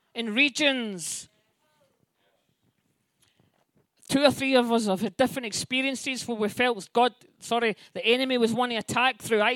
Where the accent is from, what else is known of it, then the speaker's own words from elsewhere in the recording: Scotland, United Kingdom; me as a Scottish person